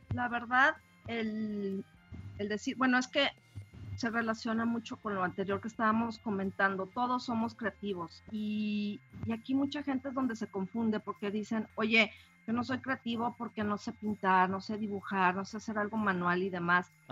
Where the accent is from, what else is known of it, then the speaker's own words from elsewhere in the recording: Mexico City, Mexico; now in Monterrey, Mexico; yo nací en la Ciudad de México hace algunos ayeres, tengo viviendo aquí en Monterrey también unos cuantos añitos